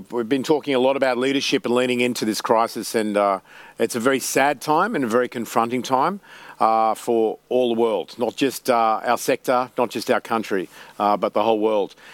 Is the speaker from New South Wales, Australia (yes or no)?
no; Queensland, Australia; I like that comment, and uh, as a Queenslander.